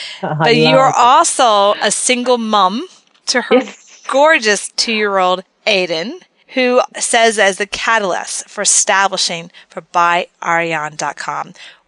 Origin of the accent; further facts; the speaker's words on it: Texas, United States; I'm from Texas